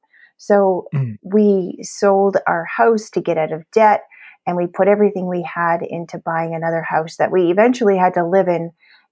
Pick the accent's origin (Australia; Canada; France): Canada; And so now I'm a Canadian founder and a presidential diamond leader with doTERRA essential oils.